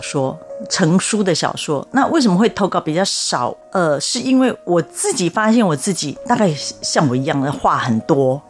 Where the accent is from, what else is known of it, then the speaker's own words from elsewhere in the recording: Taipei, Taiwan; moved away as an adult; now in Taoyuan, Taiwan; 我居住的地方是台北市有名的坟墓山区，就是嗯，嗯。所谓的六张里